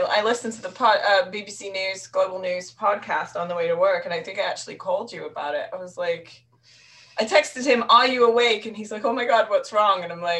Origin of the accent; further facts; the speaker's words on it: New York, United States; I was like when we went to Dublin and everybody kept saying it's so expensive, and we're like we're from New York.